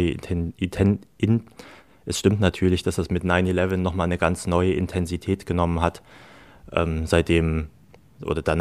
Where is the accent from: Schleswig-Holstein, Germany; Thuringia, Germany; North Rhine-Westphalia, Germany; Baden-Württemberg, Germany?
Thuringia, Germany; Aufgewachsen bin ich eigentlich fast völlig ohne äh, in Kontakt mit Muslimen oder Islam zu geraten. Ich komme aus Thüringen, das war schon in den 90ern nicht unbedingt eine multikulturelle Hochburg.